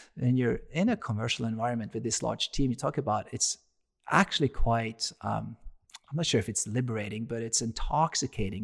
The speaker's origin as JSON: {"language": "English", "country": "Norway", "moved": "as an adult", "lives_now": "United States", "said": "I'm from Norway"}